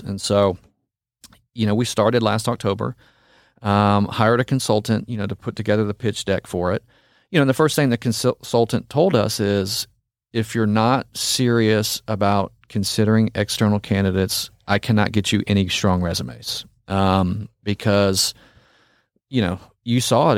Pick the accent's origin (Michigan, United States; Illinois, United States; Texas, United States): Texas, United States; Frisco; that was kind of my hometown. I grew, you know, we lived in the trails for a long time.